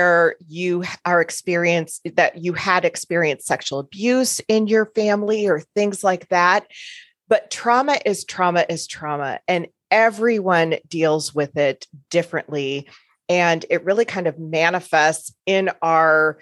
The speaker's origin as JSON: {"language": "English", "town": "Chicago", "region": "Illinois", "country": "United States", "moved": "yes", "lives_now": "Omaha, United States", "said": "I'm originally from the Chicago area in the States. And currently, I live in Omaha, Nebraska"}